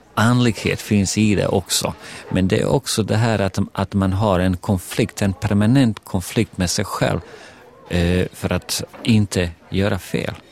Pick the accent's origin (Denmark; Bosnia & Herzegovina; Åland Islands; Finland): Bosnia & Herzegovina; now in Sweden; Jag kommer från Bosnien, ex-Jugoslavien